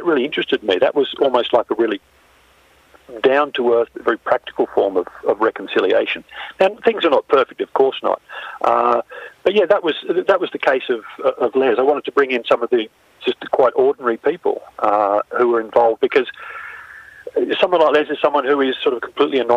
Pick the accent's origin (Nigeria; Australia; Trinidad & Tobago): Australia; also born or lived in Spain; I'm Australian as well